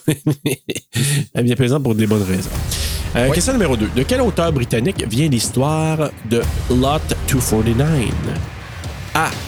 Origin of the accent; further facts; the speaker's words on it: Maniwaki, Quebec, Canada; also born or lived in Gracefield, Quebec / Bouchette, Quebec; je venais de Maniwaki, puis j'ai étudié à, tu sais, Bouchette, Gracefield, Maniwaki. Et en sixième année, j'ai fait ma sixième année à Gracefield